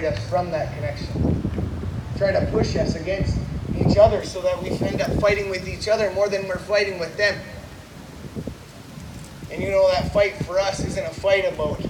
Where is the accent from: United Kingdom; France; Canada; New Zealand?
Canada; Six Nations, Ontario; from Six Nations